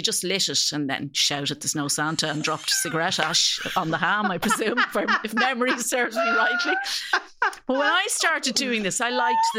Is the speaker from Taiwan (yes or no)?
no; Ireland; we're Irish.